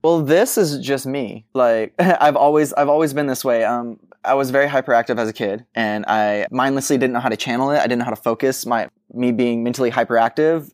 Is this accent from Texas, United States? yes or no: yes; Texas, United States; you're a kid growing up in Texas